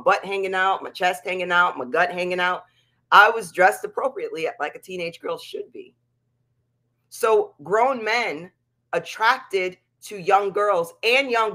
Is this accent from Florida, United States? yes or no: no; Pennsylvania, United States; the town that we lived in Pennsylvania